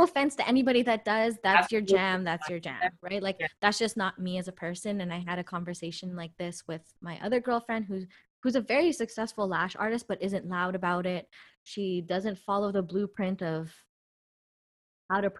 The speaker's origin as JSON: {"language": "English", "country": "Canada", "tie": "born or raised there", "said": "I'm Canadian born. I'm from Canada."}